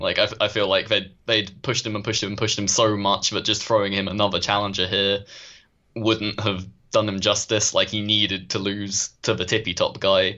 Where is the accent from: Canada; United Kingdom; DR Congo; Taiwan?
United Kingdom; as a Brit